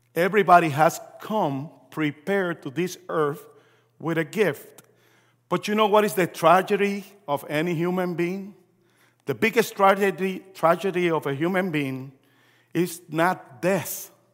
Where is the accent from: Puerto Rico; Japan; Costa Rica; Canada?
Puerto Rico; also born or lived in New York, United States; I was born in New York. My parents are Puerto Rican. We moved back to Puerto Rico when I was three, four years old.